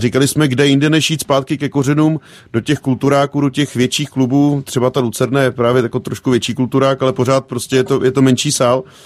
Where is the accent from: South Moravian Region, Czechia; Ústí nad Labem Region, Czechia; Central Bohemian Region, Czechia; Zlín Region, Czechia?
Central Bohemian Region, Czechia; Kutná Hora; u nás v Kutnohoře nic jiného nebylo